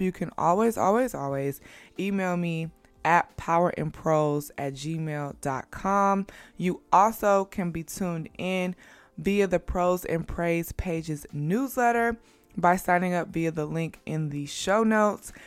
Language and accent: English; Midwest, United States; now in New York, United States; And I live in New York. I'm from the Midwest.